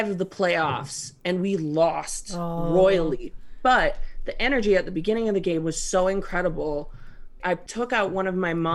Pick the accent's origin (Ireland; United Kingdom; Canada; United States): Canada; me being a former Catholic and a Canadian right now